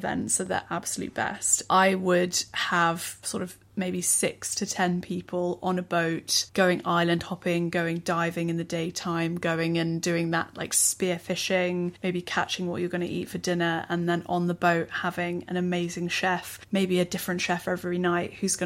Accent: England, United Kingdom; as an English person you grow up eating like a, you know, a naff Chinese spring roll

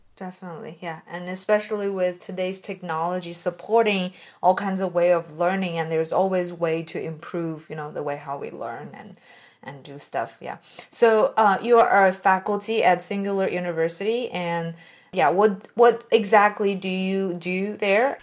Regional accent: China; moved away; I came from China

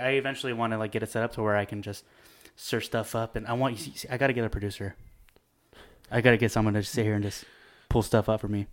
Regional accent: Bakersfield, California, United States; I'm from Bakersfield

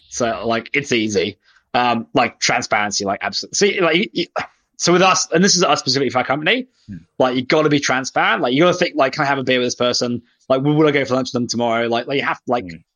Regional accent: United Kingdom; now in Australia; I'm British. I moved to Australia so I could um, disappear off the radar completely.

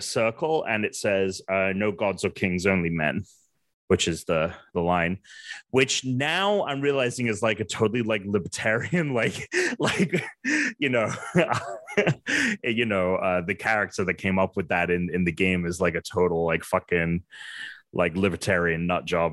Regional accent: England, United Kingdom; moved away; I'm from England.

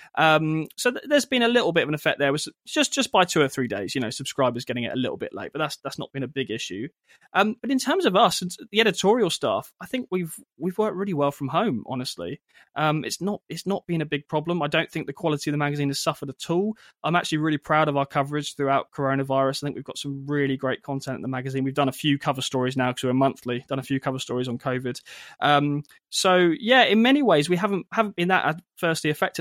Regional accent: United Kingdom; as British Christians

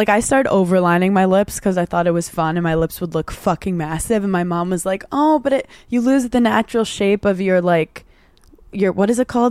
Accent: New York, United States; we're from New York.

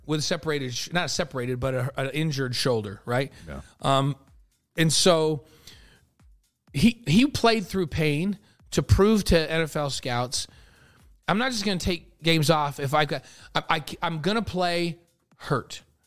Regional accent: New York, United States; the house that I grew up in in New York

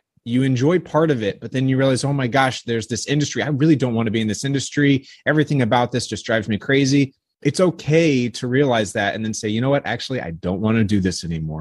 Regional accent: Northern California, United States; I grew up in Northern California

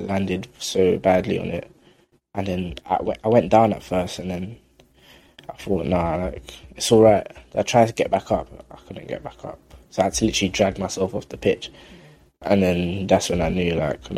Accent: London, United Kingdom; I grew up in South London, like Kennington Oval area.

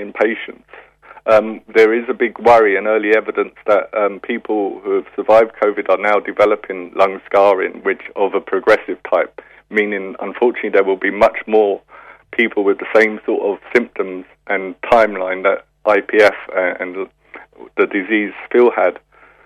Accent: London, United Kingdom; moved away as an adult; I was brought up in London and came over here for the Failure in 1990

